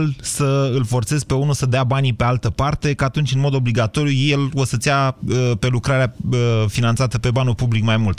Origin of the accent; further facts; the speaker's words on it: Drobeta-Turnu Severin, Mehedinți County, Romania; pe noi severineni